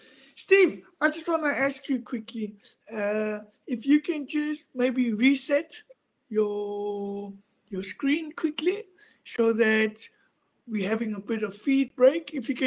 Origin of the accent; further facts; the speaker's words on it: South Africa; also born or lived in Cape Town; We grew up in South Africa hearing about those kind of fighters